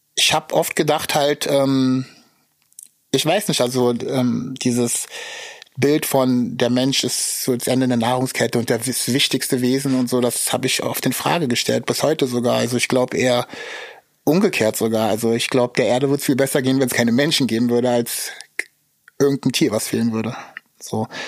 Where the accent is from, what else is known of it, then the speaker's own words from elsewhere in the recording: Berlin, Germany; also born or lived in Zaporizhzhia, Ukraine; aufgewachsen bin ich hier um die Ecke in Schöneberg. Ähm, geboren bin ich aber in der Ukraine, Zaporozhye heißt die Stadt